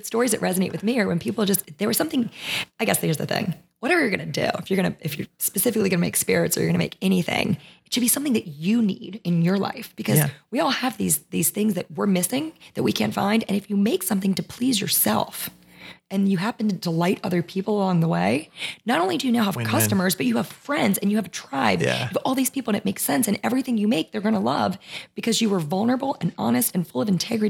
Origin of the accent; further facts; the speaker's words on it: Maryland, United States; So we put our flag down because we were in Louisiana and we thought, well, people will know we're from Maryland if we put this down.